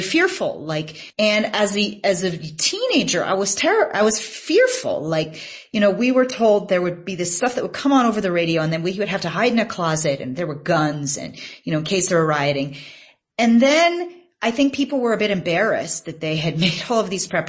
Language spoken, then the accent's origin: English; United States; now in South Africa; as an American reporter who also spoke some languages